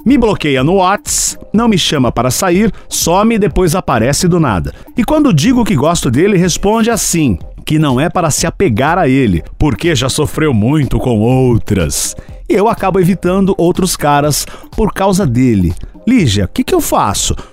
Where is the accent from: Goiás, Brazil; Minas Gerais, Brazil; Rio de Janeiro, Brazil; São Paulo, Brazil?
São Paulo, Brazil; Limeira; also born or lived in Santa Amélia; É, eu sou paranaense. Fui criado em Limeira, mas eu nasci no Paraná, na minha querida e pequena Santa Amélia.